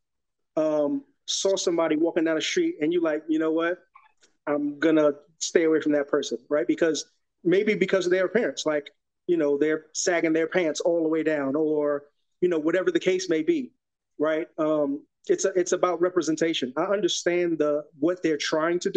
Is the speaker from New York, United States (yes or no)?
yes; New York City, New York, United States; moved away as an adult; now in Texas, United States; Repping Soundview of the Bronx